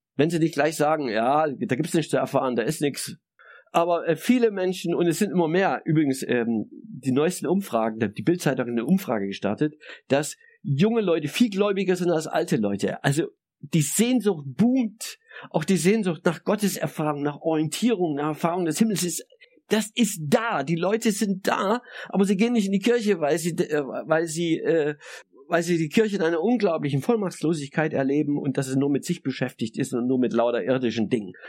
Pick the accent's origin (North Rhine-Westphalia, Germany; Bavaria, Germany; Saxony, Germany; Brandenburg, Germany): Saxony, Germany; christlich sozialisiert als Sachse in der DDR